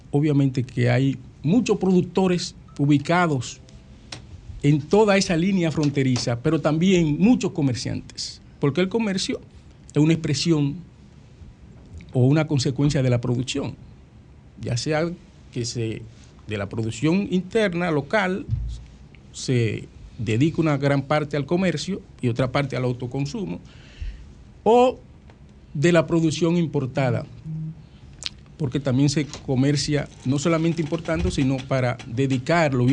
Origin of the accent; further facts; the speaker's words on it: Villa Altagracia, San Cristóbal, Dominican Republic; Yo soy de Villa Altagracia y desde Villa Altagracia siempre le di seguimiento a la vida política de la República Dominicana.